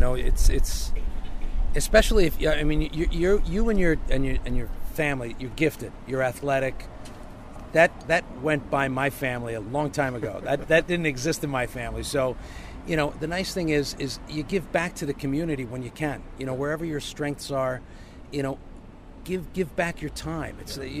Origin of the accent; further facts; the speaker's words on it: Italy; born there; moved away; I feel because I was born in Italy and my younger brother was born here